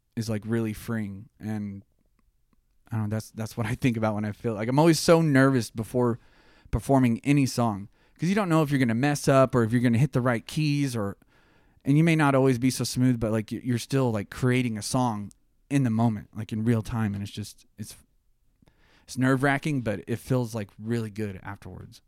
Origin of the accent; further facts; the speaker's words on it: Tulsa, Oklahoma, United States; We're from Tulsa in the music scene.